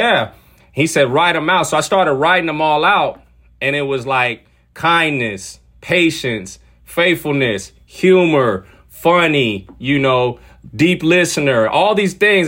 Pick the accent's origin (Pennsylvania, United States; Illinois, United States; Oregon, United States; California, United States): California, United States; San Diego; also born or lived in Washington / Ukraine; I grew up in San Diego, California, where I currently live right now